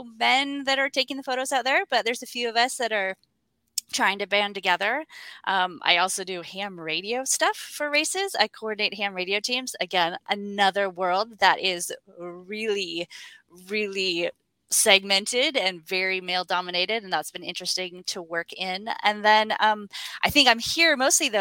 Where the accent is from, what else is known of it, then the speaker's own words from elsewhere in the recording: West Coast, United States; now in Portland, United States; I'm actually from the West Coast, calling in from Portland, Oregon.